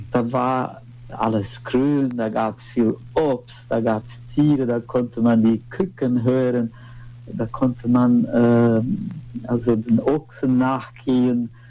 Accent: Brazil; born there; ich bin äh, in Brasilien geboren.

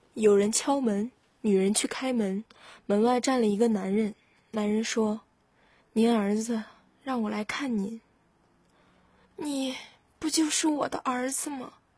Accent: Weihai, Shandong, China; 我是来自海上花园城威海的考生

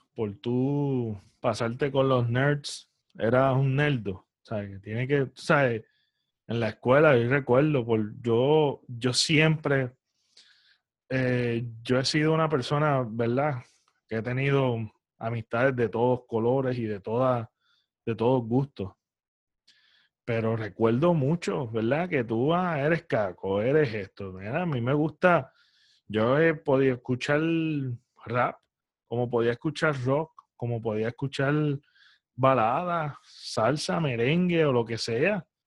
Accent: Puerto Rico; como puertorriqueños

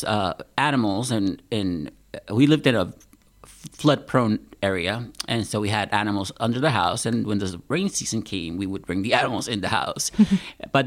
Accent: Puerto Rico; also born or lived in Pennsylvania; now in Wisconsin, United States; I am originally from Puerto Rico

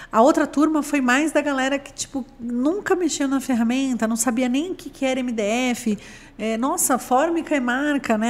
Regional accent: Santos, São Paulo, Brazil; now in São Paulo, Brazil; Eu sou de Santos

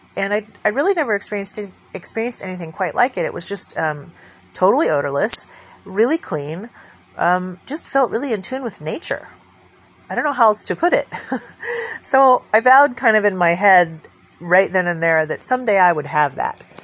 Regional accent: California, United States; moved away; also born or lived in Oregon; coming back to my home state

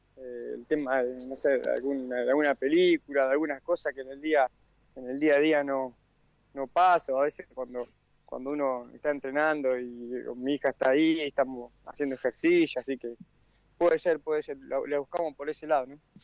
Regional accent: Acebal, Santa Fe, Argentina; moved away; yo tengo mi, domicilio en, mi pueblo, ¿no? En Aceval, en Santa Fe

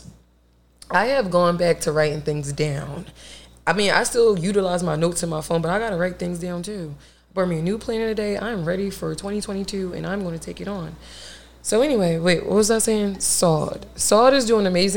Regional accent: Philadelphia, Pennsylvania, United States; I'm from South Philly

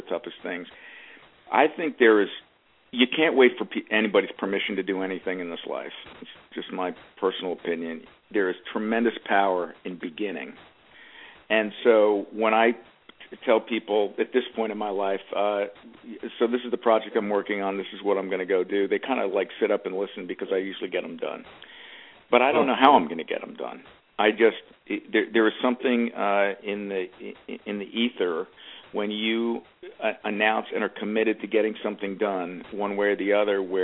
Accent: Media, Pennsylvania, United States; moved away; also born or lived in New York; I'm from a town called Media, Pennsylvania

